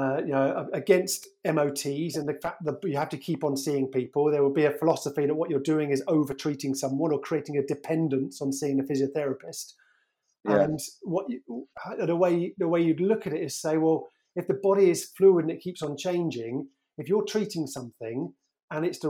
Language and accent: English; Surrey, South East England, United Kingdom; also born or lived in Birmingham / Edinburgh; I grew up in Surrey